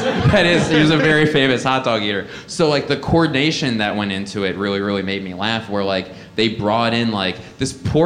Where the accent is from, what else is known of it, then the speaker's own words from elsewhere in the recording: Philadelphia, Pennsylvania, United States; my hometown